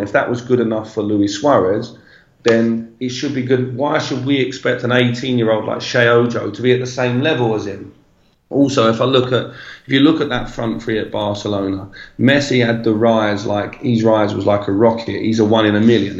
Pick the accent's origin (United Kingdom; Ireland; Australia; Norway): United Kingdom; England; moved away as an adult; now in São Paulo, Brazil